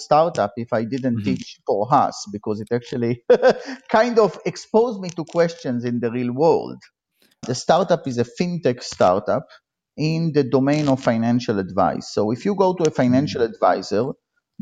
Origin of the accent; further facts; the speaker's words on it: Israel; moved away as an adult; now in United States; I grew up in Israel, and I was, like all Israelis, I was in the military